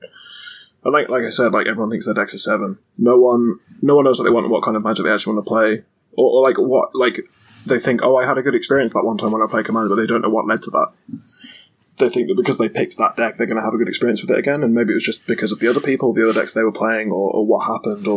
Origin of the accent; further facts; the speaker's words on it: England, United Kingdom; we're English?